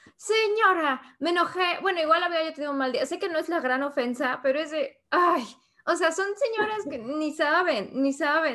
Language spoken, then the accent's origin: Spanish; Mexico; moved away as an adult; also born or lived in Spain; now in United States; soy de México soy ilustradora